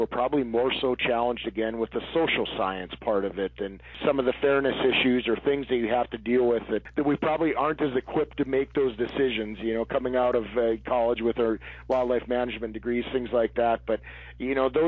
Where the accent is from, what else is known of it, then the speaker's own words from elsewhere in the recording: North Dakota, United States; I was born and raised in North Dakota, and I've been a lifelong resident